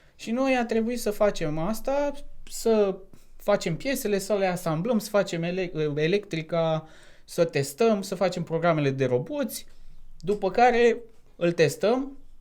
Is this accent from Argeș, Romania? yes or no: yes; Topoloveni, Argeș, Romania; moved away as an adult; also born or lived in Bucharest, Romania; now in United Kingdom; am 30 de ani, sunt din Topoloveni